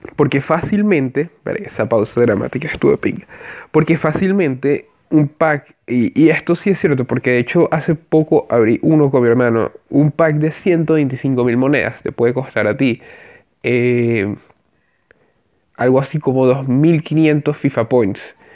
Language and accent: Spanish; Venezuela; soy venezolano